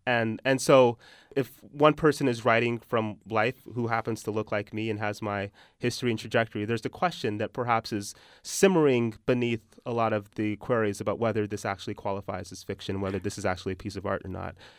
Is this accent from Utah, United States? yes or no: yes; Utah, United States; accent: American; moved away; also born or lived in Texas; when I was growing up in Utah